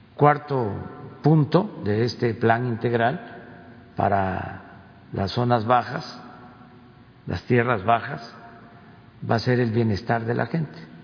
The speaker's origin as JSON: {"language": "Spanish", "town": "Tepetitán", "region": "Tabasco", "country": "Mexico", "tie": "born or raised there", "moved": "yes", "said": "el río que pasa por mi pueblo, donde nací, Tepetitán"}